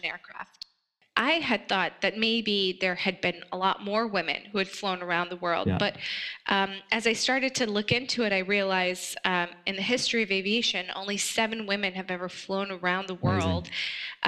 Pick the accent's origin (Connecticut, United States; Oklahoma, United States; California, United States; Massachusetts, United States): California, United States; also born or lived in Afghanistan; We settled in California. And that's where I spent a great deal of my childhood, growing up in California